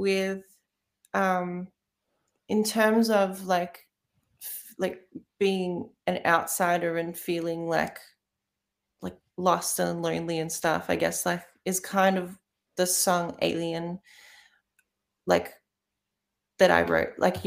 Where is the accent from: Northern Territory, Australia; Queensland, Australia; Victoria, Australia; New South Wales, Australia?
Victoria, Australia; Melbourne; I grew up in Melbourne. I haven't I haven't lived anywhere else